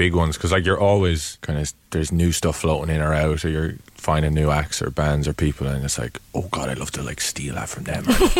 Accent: Wexford, Leinster, Ireland; I grew up in Wexford, rowing around, kind of, it was coastal rowing, so it was like the wooden cots. And I lived just by a river called the Bora, which leads into the Slaney.

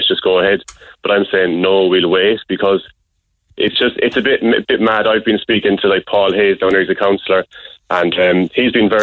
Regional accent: Ireland; being an Irish person

